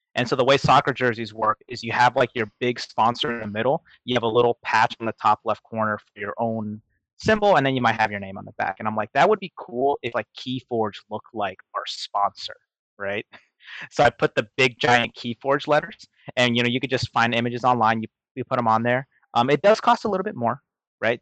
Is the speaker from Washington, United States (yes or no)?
yes; Seattle, Washington, United States; moved away; my hometown in Seattle